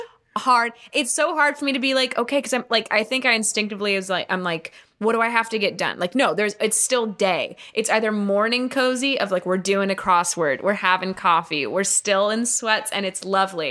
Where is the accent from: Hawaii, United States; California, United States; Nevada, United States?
California, United States; Malibu; I grew up in Malibu.